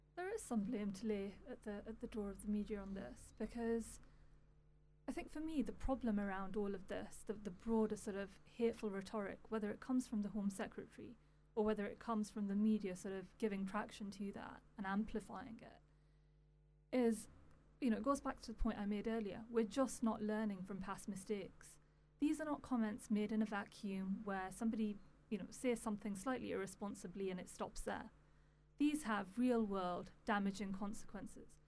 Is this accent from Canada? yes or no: no; United Kingdom; as a British Pakistani